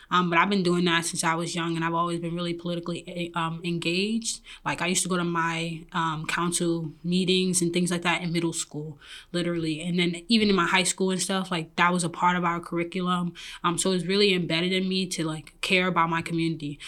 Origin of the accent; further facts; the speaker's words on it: New York City, New York, United States; moved away as an adult; now in Detroit, United States; I'm originally from Brooklyn, New York